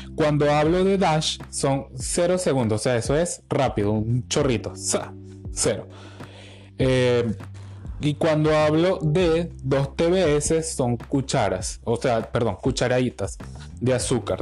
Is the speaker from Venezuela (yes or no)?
yes; Venezuela; todo lo que nos caracteriza como venezolanos